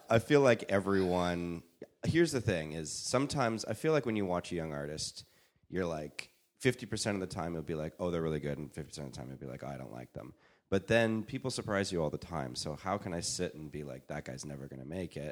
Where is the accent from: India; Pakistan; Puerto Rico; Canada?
Canada; moved away as an adult; now in Los Angeles, United States; I'm Canadian